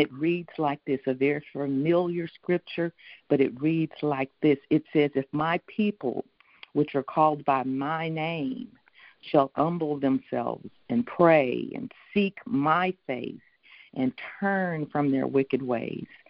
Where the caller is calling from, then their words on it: Houston, Texas, United States; calling in from Houston, Texas